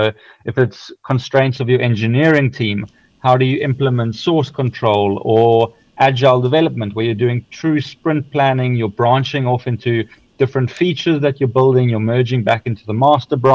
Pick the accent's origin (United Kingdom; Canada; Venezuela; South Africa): South Africa; now in Sweden; So, so, so just because I'm in Sweden now does not mean we're still a South African, a proudly South African company.